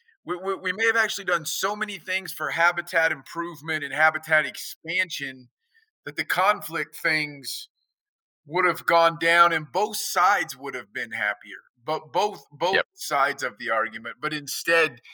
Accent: United States; as an American

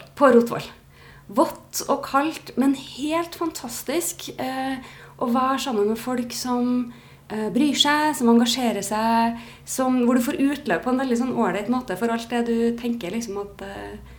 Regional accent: Trondheim, Trøndelag, Norway; Jeg er fra Trondheim. Ja. Eh, bodd her mesteparten av livet.

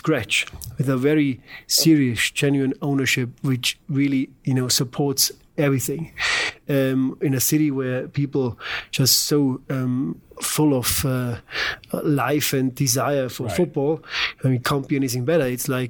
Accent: Germany; moved away as an adult; also born or lived in Düsseldorf; now in St. Louis, United States; I'm from Germany

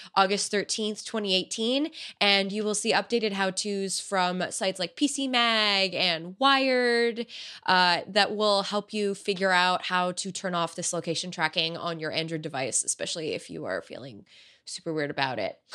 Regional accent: United States; I'm American

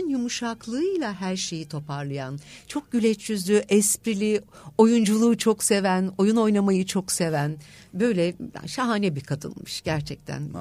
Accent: İzmir, Turkey; now in Istanbul, Turkey; bunu İzmirliyim. 9 Eylül Güzel Sanatlar aslında

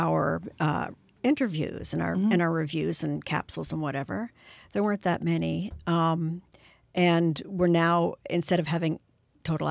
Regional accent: Canada; we're Canadian. and it's our city.

